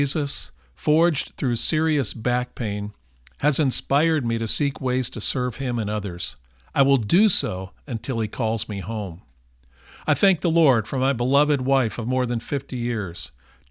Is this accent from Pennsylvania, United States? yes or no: no; California, United States; we are from California